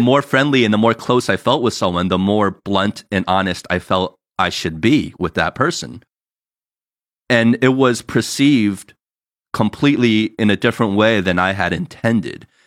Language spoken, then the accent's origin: English; New Jersey, United States; now in California, United States; us growing up in Jersey